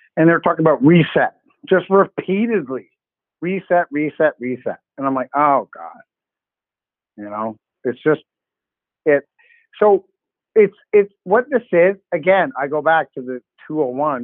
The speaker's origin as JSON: {"language": "English", "country": "Canada", "said": "I'm Canadian"}